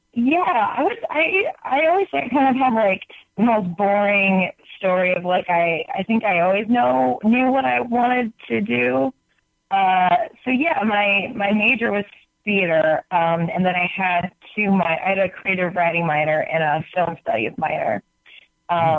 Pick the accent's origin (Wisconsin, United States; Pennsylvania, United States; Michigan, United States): Michigan, United States; now in California, United States; I grew up in Michigan